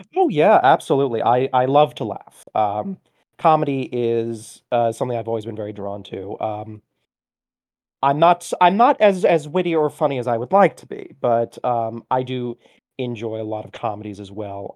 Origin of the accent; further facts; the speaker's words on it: Orlando, Florida, United States; also born or lived in Miami; I was born in Miami, but we very quickly moved to Orlando, and from there, I practically grew up in Disney